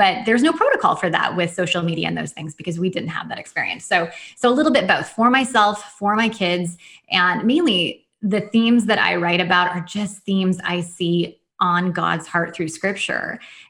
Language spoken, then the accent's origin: English; Washington, United States; I'm from Washington State and the non-Seattle part of Washington State. So people think it's all rainy here, but I actually live on the drier side of the state.